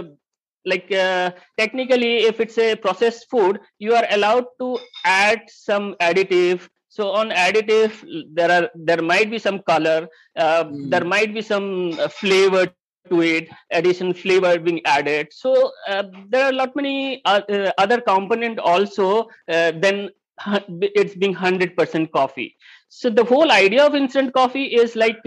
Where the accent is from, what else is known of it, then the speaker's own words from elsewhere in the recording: Mumbai, Maharashtra, India; I'm born and brought up in Mumbai.